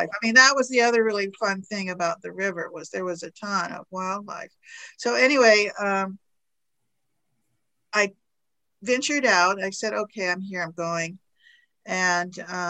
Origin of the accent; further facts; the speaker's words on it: Alaska, United States; I am from Alaska